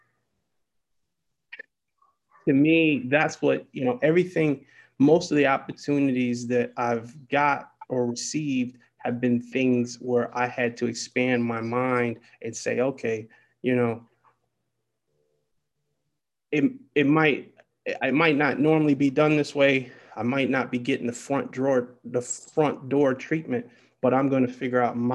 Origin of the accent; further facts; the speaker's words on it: Detroit, Michigan, United States; moved away; I'm from Detroit, and where I come from